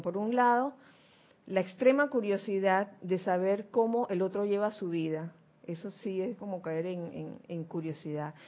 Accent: Panama; yo nací en Panamá

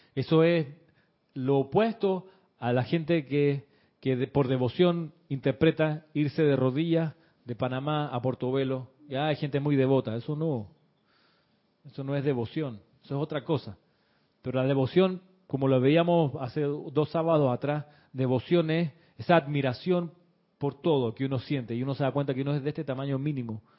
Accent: Chile; el colegio donde yo me crié eh, en Chile

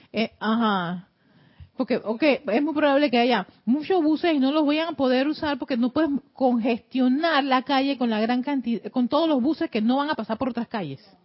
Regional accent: Panama

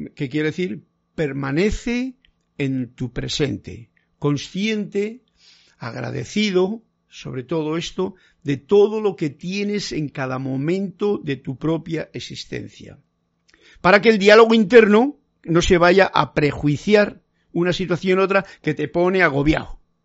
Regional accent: Castile, Spain; En mi tierra, en Castilla

